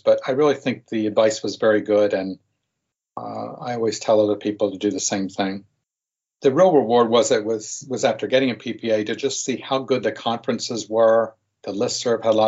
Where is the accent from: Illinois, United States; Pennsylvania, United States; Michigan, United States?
Pennsylvania, United States; Bucks County; also born or lived in South Carolina / Newark, New Jersey; I grew up in Bucks County